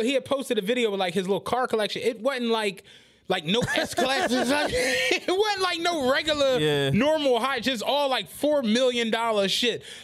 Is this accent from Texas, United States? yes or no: no; Philadelphia, Pennsylvania, United States; I grew up in Penrose on 77th